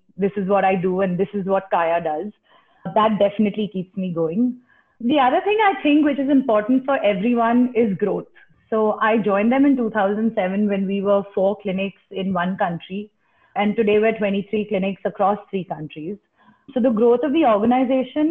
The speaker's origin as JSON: {"language": "English", "country": "India", "said": "as an Indian"}